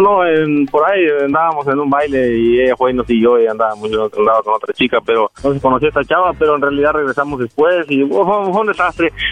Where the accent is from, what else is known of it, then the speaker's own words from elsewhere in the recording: Jalisco, Mexico; moved away; also born or lived in Guerrero; nací en Guerrero, me crié en Jalisco, pero nací en Guerrero